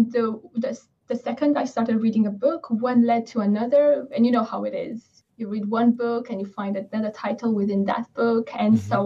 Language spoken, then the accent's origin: English; Romania; now in England, United Kingdom; I stream from England and yeah. I live in England. I'm okay. Originally from Romania.